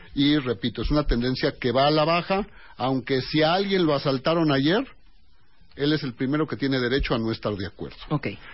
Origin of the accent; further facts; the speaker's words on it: Mexico; Todos somos mexicanos